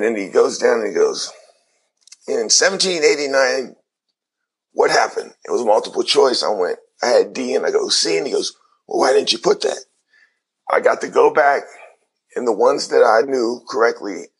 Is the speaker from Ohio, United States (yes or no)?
yes; Cincinnati, Ohio, United States; my hometown